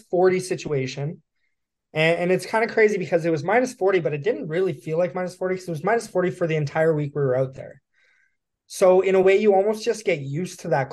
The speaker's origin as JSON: {"language": "English", "region": "Yukon", "country": "Canada", "tie": "born or raised there", "moved": "as an adult", "said": "I was born and raised in the Yukon. I was there until I was 18"}